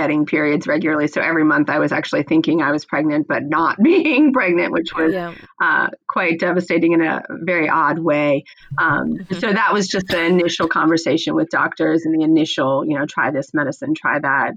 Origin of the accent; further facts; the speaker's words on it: United States; accent: American; now in Australia; I am an American. I'm living in Australia